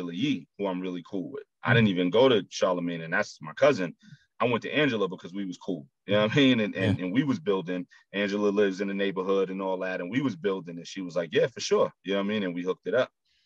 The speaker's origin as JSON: {"language": "English", "town": "New York City", "region": "New York", "country": "United States", "tie": "born or raised there", "said": "I'm born and raised in Brooklyn, but my whole family's from South Carolina"}